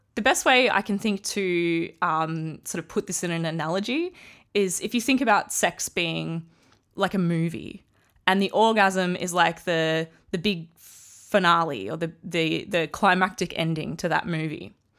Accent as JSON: {"language": "English", "country": "Australia", "said": "I'm Australian."}